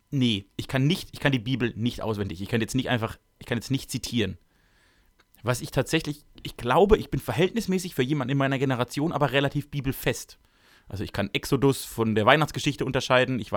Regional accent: Baden-Württemberg, Germany; Ich komme also, aus Baden-Württemberg.

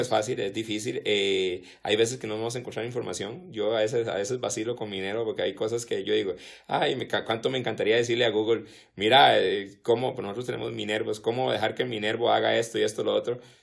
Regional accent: Costa Rica; como somos los ticos

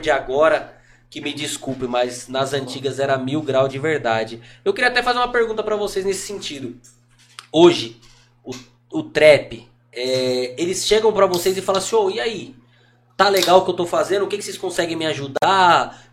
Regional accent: Brazil; como brasileiro

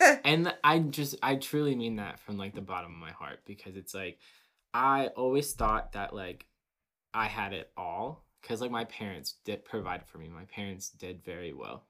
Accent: Covington, Kentucky, United States; growing up in the area we grew up

